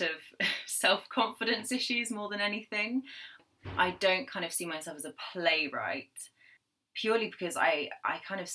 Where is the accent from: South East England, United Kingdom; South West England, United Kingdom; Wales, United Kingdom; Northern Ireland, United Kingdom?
South West England, United Kingdom; Cornwall; moved away as an adult; also born or lived in London; I have actually grown up in Cornwall